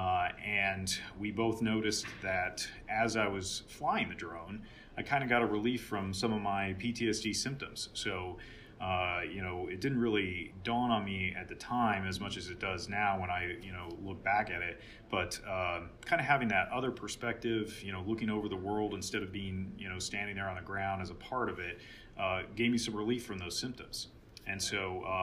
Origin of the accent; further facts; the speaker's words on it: San Diego, California, United States; moved away as an adult; I grew up in Southern California in San Diego